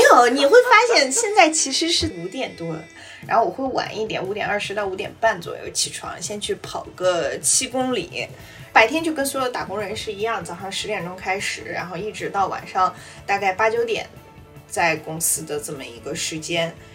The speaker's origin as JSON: {"language": "Chinese", "region": "Beijing", "country": "China", "tie": "born or raised there", "said": "我从小因为我是北京人嘛，我小的时候爬香山和爬百望山"}